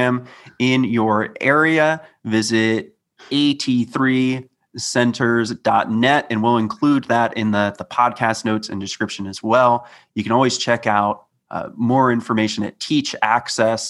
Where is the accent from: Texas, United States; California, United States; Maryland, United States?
Maryland, United States; growing up in Maryland, I received my assistive technology from DOORS